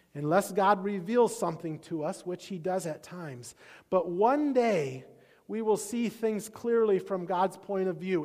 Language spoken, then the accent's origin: English; Iowa, United States; I grew up in Iowa